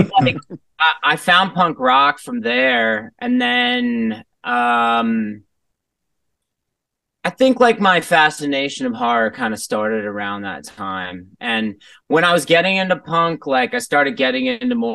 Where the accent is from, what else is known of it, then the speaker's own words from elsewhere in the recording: New York, United States; also born or lived in Los Angeles; I grew up in New York my whole life. I'm an East Coaster, like from the heart, thoroughly.